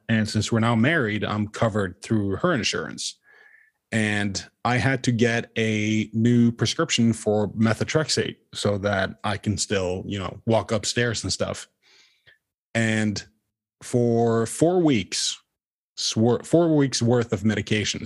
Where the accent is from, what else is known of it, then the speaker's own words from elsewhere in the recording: Norway; moved away; I am not an American citizen. I am originally from Norway